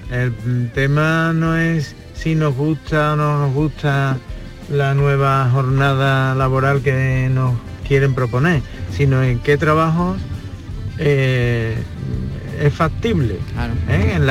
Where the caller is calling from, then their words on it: Seville, Andalusia, Spain; Venga, soy … de Sevilla.